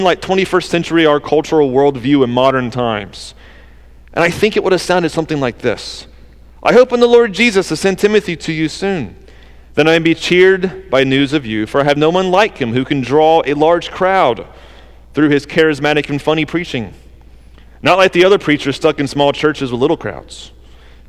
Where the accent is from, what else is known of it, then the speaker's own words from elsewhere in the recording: the South, United States; accent: southern; That's my southern accent